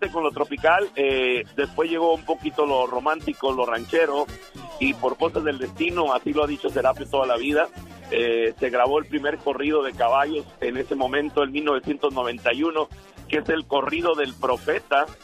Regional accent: Ciudad Obregón, Sonora, Mexico; Somos de Ciudad Obregón, Sonora, sí, pero obviamente somos sonorenses

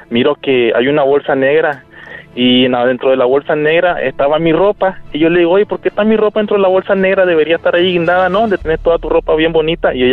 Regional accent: Nicaragua; now in United States; A Nicaragua.

